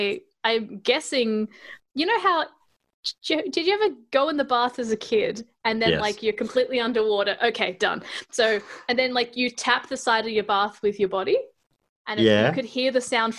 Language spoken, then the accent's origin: English; Adelaide, South Australia, Australia; born there; But I was born in Adelaide, and my parents speak with Adelaide accents.